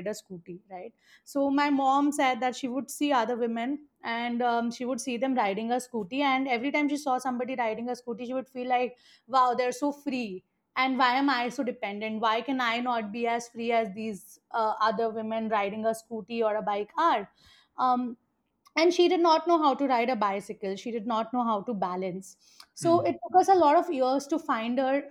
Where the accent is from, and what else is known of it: Mathura, Uttar Pradesh, India; born or raised there; moved away as an adult; also born or lived in Pune